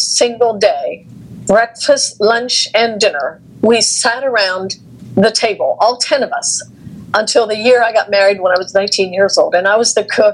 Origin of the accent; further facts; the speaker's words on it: United States; also born or lived in Texas; growing up in the Amish community, I had no formal training